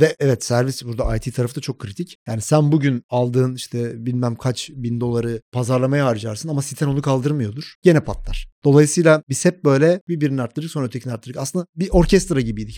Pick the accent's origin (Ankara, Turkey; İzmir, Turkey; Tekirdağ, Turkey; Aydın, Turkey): Ankara, Turkey; moved away as an adult; now in Istanbul, Turkey; 1984 Ankara doğumluyum. Ankara'da çalışmaya başladım yaklaşık bir 10 sene boyunca.